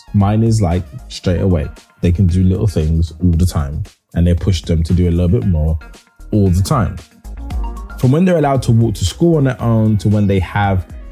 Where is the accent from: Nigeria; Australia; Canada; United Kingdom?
United Kingdom; London; When I was raised in Hackney, there is an area called Hoxton